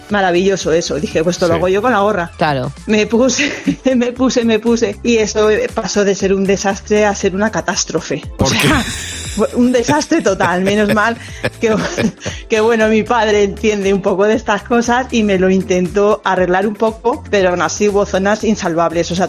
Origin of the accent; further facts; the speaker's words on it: Torrijos, Castilla-La Mancha, Spain; pero soy de Torrijos.